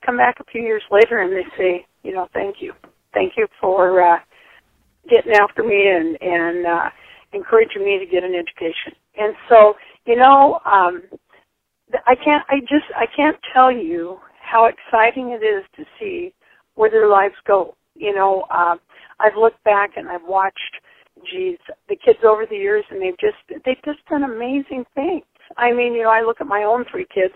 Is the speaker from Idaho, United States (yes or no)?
yes; Tendoy, Idaho, United States; moved away as an adult; also born or lived in Salmon, Idaho / Dillon, Montana; I was born in Salmon and uh, grew up at a place called Tendoy, Idaho.